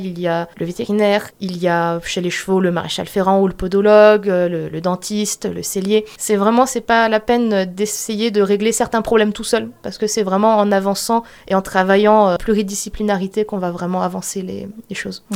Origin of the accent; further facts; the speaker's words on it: Sarreguemines, Grand Est, France; je suis née à Sarreguemines